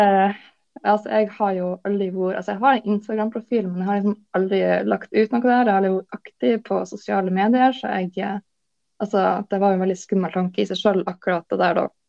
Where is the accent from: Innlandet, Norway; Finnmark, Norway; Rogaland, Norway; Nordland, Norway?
Nordland, Norway; Lofoten; now in Bodø, Norway; jeg er oppvokst i Lofoten, men bor nå i Bodø.